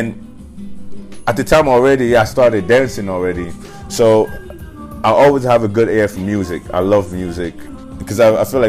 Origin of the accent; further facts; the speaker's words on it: New York, United States; So growing up in New York, I grew up with this family